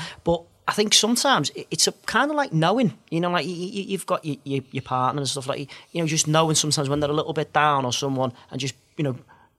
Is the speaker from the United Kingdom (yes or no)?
yes; United Kingdom; whereas I think being British, it is a little bit different, isn't it?